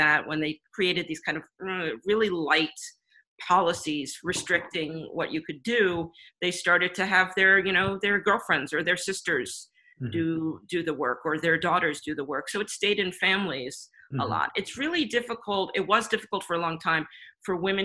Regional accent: United States; as an American working in any job

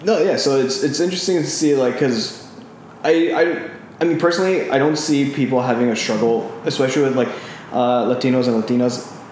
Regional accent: Southern California, United States; English is a second language; moved away as an adult; also born or lived in Taiwan; now in Bay Area, United States; So growing up in SoCal

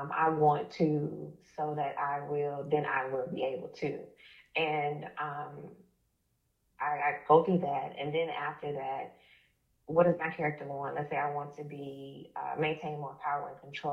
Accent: Tuskegee, Alabama, United States; moved away as an adult; now in Atlanta, United States; I'm from Alabama, originally from Tuskegee, Alabama, small town. I've been in Georgia since about 2006

